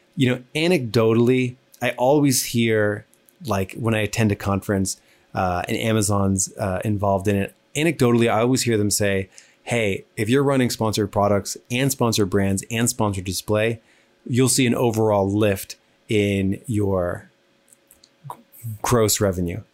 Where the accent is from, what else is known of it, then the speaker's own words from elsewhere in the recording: New Jersey, United States; I talk fast. I'm from New Jersey